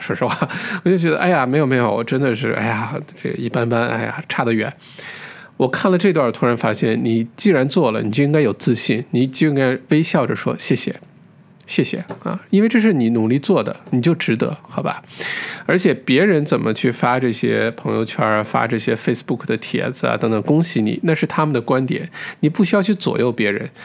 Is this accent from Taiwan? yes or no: no; China; 我们中国人